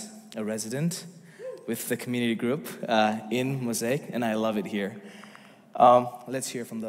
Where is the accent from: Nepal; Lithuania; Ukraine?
Nepal; moved away as an adult; now in United States; I come from Nepal. Came to the United States 2 years ago as a student. Graduated last May.